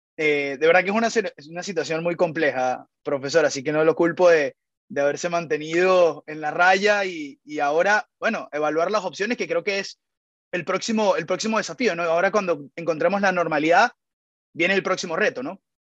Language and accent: Spanish; Venezuela; nosotros los venezolanos